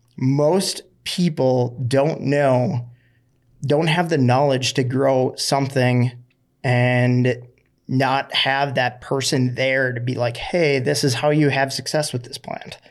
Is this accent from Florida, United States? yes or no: yes; Florida, United States